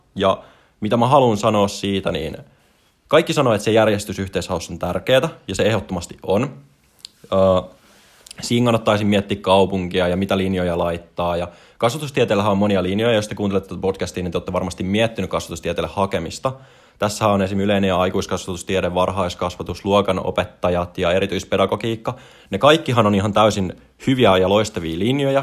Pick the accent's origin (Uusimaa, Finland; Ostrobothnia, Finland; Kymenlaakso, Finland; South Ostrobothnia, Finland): Uusimaa, Finland; Espoo; mä oon Espoosta kotoisin